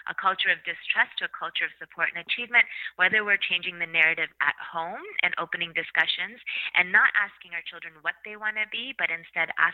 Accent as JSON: {"language": "English", "country": "Canada", "tie": "born or raised there", "said": "I've was very lucky to be born and raised in Canada, where I had access to education"}